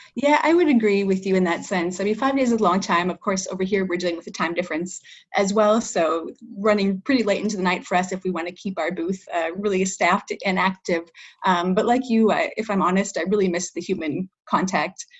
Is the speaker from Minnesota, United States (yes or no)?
yes; Minnesota, United States; moved away as an adult; now in Paris, France; I am originally from Minnesota, actually, but right now I'm speaking to you from France. Uh, I live in Paris